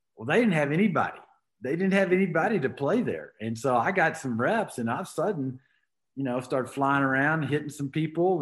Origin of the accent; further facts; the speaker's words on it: Arlington, Texas, United States; moved away as an adult; also born or lived in Houston, Texas / Colorado; now in Montrose, United States; I was born uh, in Houston, but was raised in Arlington, Texas, there in between Dallas Fort Worth